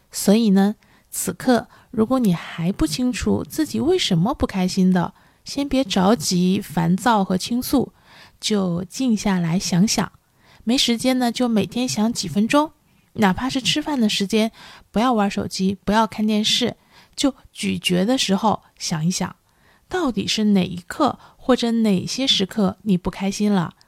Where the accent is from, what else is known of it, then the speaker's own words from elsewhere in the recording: China; 我们中国人呢现在对看心理医生呢还是有很多顾虑的，呃，也包括我自己在内